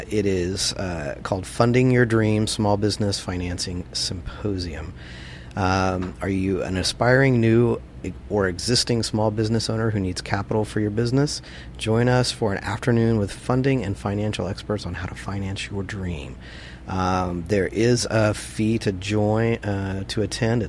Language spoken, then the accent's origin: English; Texas, United States; moved away; I'm from Texas and grew up with all this